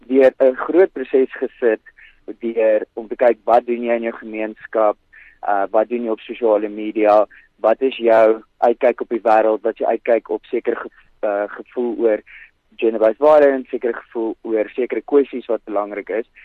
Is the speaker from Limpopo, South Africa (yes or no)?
yes; Modimolle, Limpopo, South Africa; ek is hier van die platteland af in Nelstrom.